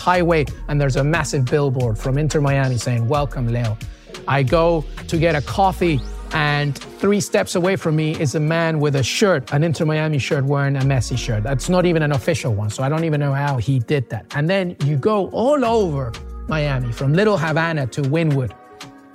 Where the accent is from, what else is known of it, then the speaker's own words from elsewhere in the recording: England, United Kingdom; also born or lived in Peru; now in United States; I'm Peruvian, but I grew up in England and now I'm in the US